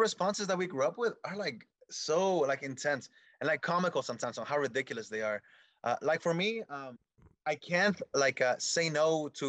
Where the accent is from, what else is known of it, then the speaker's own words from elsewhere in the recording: Redwood City, California, United States; also born or lived in Michoacán, Mexico; I grew up in Redwood City. They used to call it Little Apatzingan, which is a place in Michoacan, or Little Michoacan, or Little Mexico. That was the area that I grew up in.